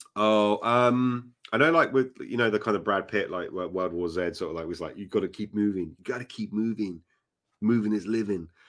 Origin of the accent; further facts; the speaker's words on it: Acton, London, United Kingdom; Acton was where I used to, um, live, basically. uh, my, my hometown, essentially